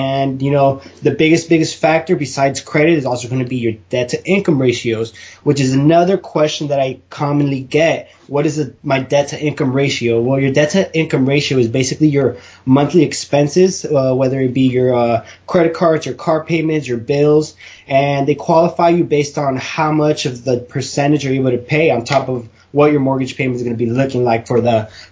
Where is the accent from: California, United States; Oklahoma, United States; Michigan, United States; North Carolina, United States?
California, United States; San Diego; I was born and raised in San Diego